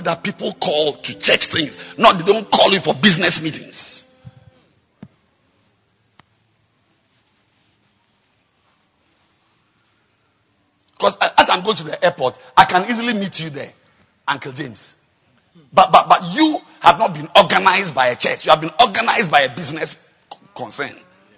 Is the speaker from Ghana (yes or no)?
yes; Ghana; as a Ghanaian